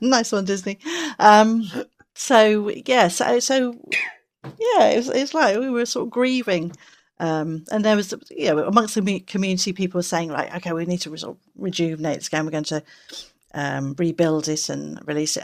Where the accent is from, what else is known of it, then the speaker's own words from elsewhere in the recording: England, United Kingdom; I'm English